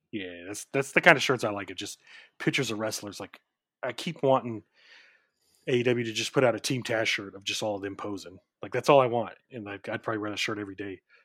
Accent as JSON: {"language": "English", "region": "Oklahoma", "country": "United States", "said": "I'm from Oklahoma"}